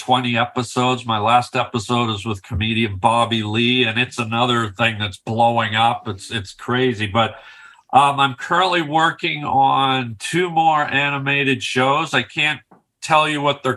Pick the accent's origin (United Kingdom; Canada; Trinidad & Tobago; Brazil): Canada; I'm from Canada